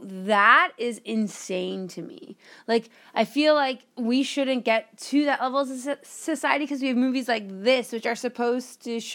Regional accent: Canada; I'm Canadian.

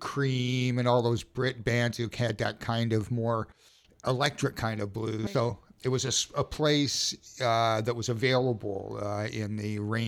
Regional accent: Winnipeg, Manitoba, Canada; moved away as an adult; now in Victoria, Canada; I grew up in Winnipeg

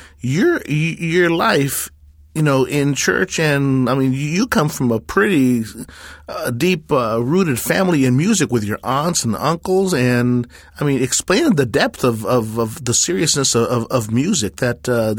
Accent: Memphis, Tennessee, United States; Growing up in Memphis in the 60s, you had, you know, music education in itself and the family and the church and the type of thing.

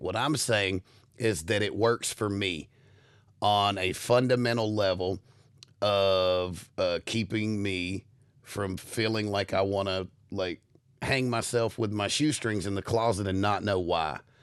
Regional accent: United States; as an American

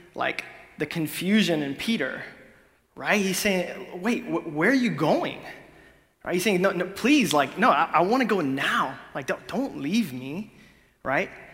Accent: Honduras; moved away; I'm from Honduras

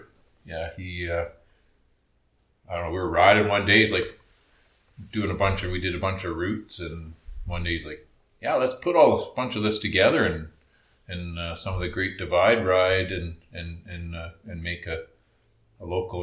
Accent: Cranbrook, British Columbia, Canada; Born and raised in Cranbrook.

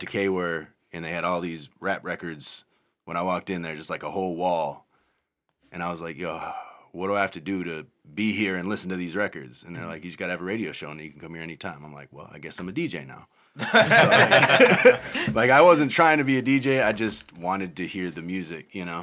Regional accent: Madison, Wisconsin, United States; I grew up in Madison, Wisconsin.

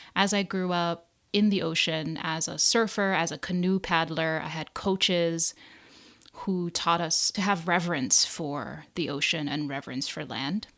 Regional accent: Hawaii, United States; moved away as an adult; now in New Jersey, United States; growing up in Hawaii

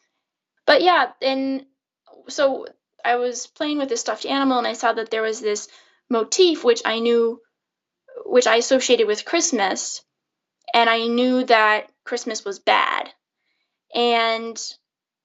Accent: the Northwest, Pacific Northwest, United States; moved away as an adult; now in Belgium; I grew up in the Northwest in the United States.

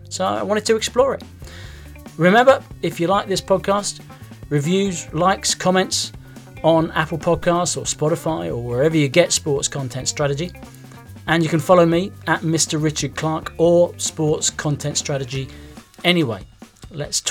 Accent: England, United Kingdom; I'm an Englishman

